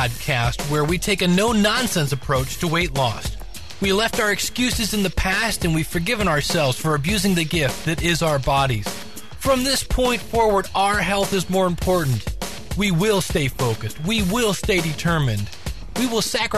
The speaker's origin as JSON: {"language": "English", "town": "Akron", "region": "Ohio", "country": "United States", "tie": "born or raised there", "said": "my hometown of Akron, Ohio"}